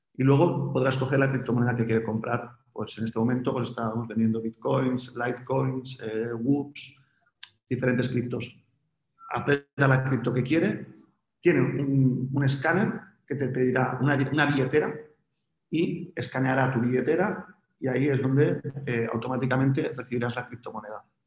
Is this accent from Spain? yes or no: yes; Spain; En España somos un país muy afín a las criptomonedas